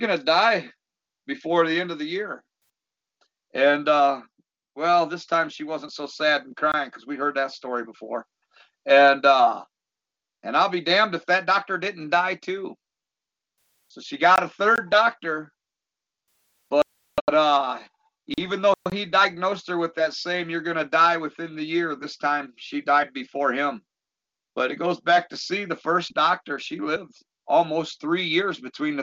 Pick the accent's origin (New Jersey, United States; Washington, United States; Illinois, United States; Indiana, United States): Illinois, United States; Dixon; I'm from Dixon, Illinois